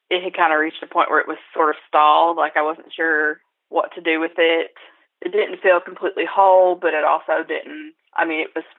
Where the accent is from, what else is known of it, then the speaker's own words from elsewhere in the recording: Appalachia, United States; my experiences as an Appalachian. I mean, I grew up wanting to leave